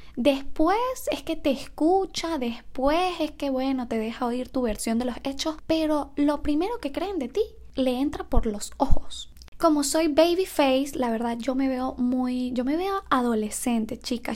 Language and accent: Spanish; Margarita, Nueva Esparta, Venezuela; moved away as an adult; also born or lived in Mérida, Venezuela; soy de Venezuela, vivía en Mérida, pero mi ciudad natal es Nueva Esparta, Margarita la Costa.